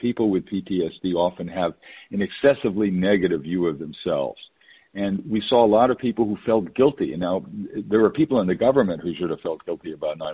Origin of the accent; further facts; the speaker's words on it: New York, United States; moved away; also born or lived in West Coast; I was born and raised in New York